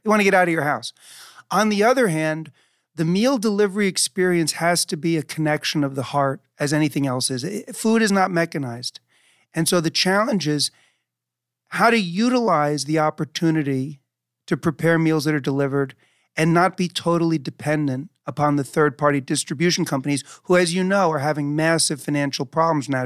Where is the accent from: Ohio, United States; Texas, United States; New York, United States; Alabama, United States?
New York, United States; New York City; I grew up in New York City, so getting food delivered was a part of my life even as a kid.